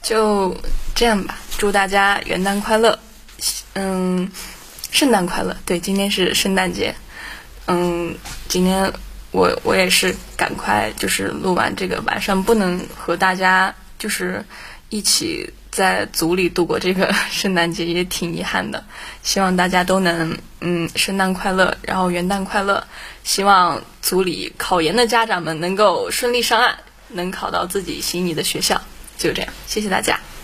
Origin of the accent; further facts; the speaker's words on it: Xinjiang, China; 我是一个新疆人，所以前后鼻音不分